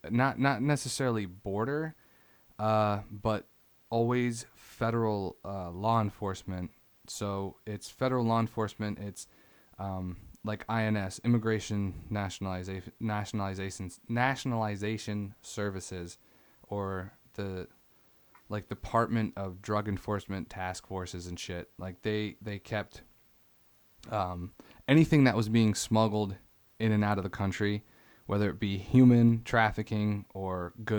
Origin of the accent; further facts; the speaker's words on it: St. Albans, Vermont, United States; born there; I was born in Vermont, so everywhere I've ever lived has always been on a border state.